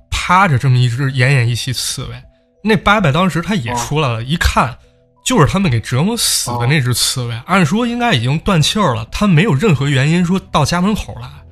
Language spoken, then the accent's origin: Chinese; northern China, China; 我也是北方人嘛